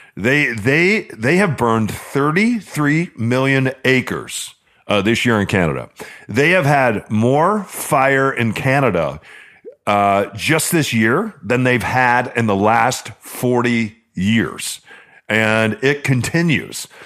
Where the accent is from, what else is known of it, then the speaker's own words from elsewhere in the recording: Southwest, United States; now in Pacific Northwest, United States; You and I grew up in the Southwest